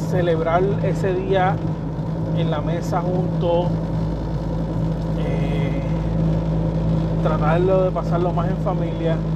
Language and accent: Spanish; Puerto Rico; nosotros somos puertorriqueños.